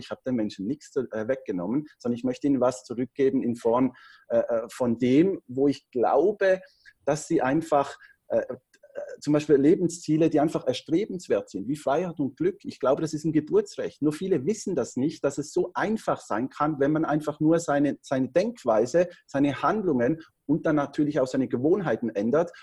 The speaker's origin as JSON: {"language": "German", "country": "Switzerland", "said": "Ich bin Schweizer, am Bodensee wohne ich, habe da meine Unternehmen"}